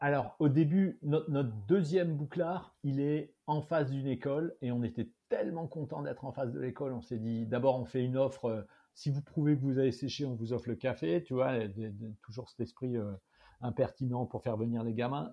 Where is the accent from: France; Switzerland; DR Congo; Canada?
France; Strasbourg, Grand Est; moved away as an adult; also born or lived in San Francisco / London / Nouméa; dans le club qui était mon club de prédilection de ma ville natale, à savoir Strasbourg